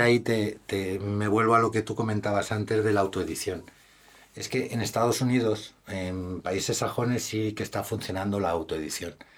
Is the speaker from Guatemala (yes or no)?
no; Madrid, Community of Madrid, Spain; Como buen madrileño que soy, evidentemente tengo que defender mi Madrid